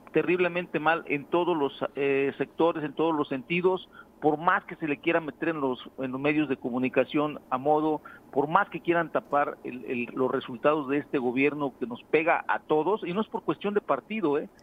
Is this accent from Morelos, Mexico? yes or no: yes; San Carlos, Morelos, Mexico; como ayudante municipal de San Carlos